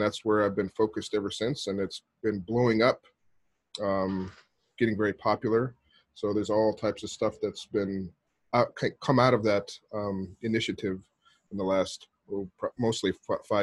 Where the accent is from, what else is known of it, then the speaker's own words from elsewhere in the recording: Arizona, United States; moved away as an adult; now in Japan; I grew up in Arizona, but I've been living in Japan for the last 17 years now